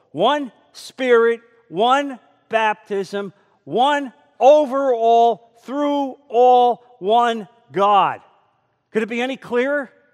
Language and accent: English; New Jersey, United States; moved away; I come from New Jersey. And that's how we say water, and that's how we say coffee.